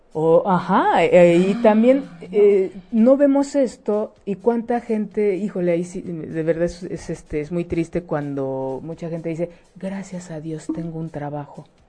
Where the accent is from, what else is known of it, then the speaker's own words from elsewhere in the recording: Mexico; como mexicanas